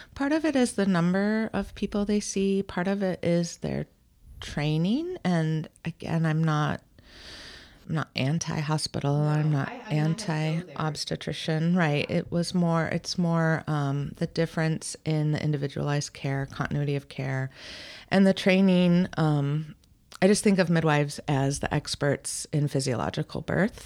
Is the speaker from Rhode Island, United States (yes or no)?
yes; Newport, Rhode Island, United States; now in Portland, United States; I was born at a naval hospital in Newport, Rhode Island